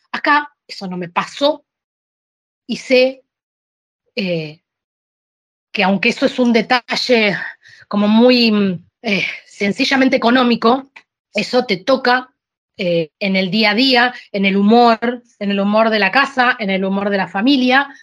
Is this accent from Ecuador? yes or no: no; Argentina; moved away as an adult; also born or lived in Sicily, Italy; now in Spain; pero yo no soy italiana, le digo, yo soy argentina